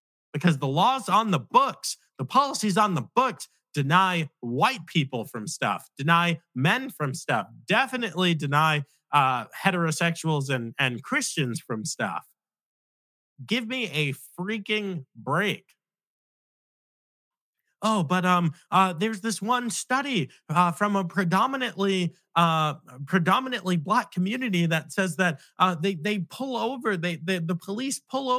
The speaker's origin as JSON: {"language": "English", "area": "Nassau County", "region": "New York", "country": "United States", "said": "I am a Black man from the inner city, from one of the pits of violence in America, Nassau County in the 1990s. That's where I'm from"}